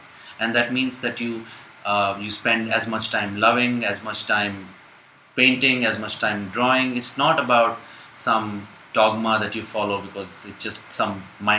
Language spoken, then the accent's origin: English; India; I'm an Indian